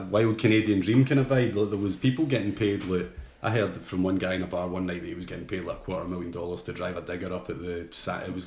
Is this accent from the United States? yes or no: no; Ayr, Scotland, United Kingdom; I was going to Alberta to meet a guy who I grew up with in Ayr.